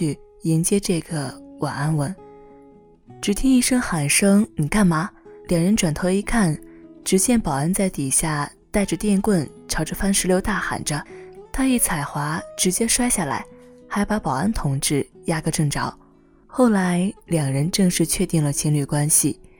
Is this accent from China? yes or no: yes; Zhengzhou, Henan, China; 而我从小在郑州长大，学习工作。连上大学，每个周末都回家，更不可能离开去北京。